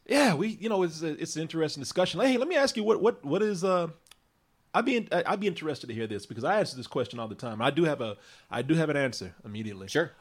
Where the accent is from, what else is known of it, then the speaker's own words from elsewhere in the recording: Waco, Texas, United States; my hometown of Waco